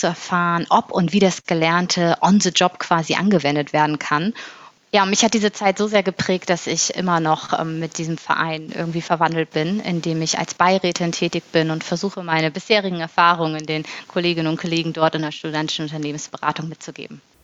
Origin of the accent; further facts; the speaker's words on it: Bremen, Germany; also born or lived in Berlin / Hamburg; now in Munich, Germany; Ich bin in Bremen geboren und nach Berlin und Hamburg jetzt in München wohnhaft.